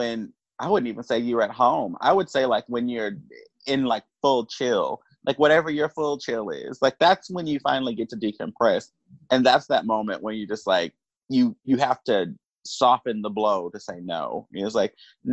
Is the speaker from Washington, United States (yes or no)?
no; Duncanville, Texas, United States; I'm from Duncanville, Texas. Like, I don't know how else to explain Duncanville, Texas, suburb Dallas, Texas